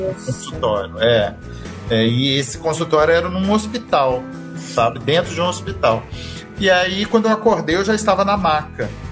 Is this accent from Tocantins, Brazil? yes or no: no; Resende, Rio de Janeiro, Brazil; Eu sou da cidade de Resende, né? Uhum. No interior do Rio de Janeiro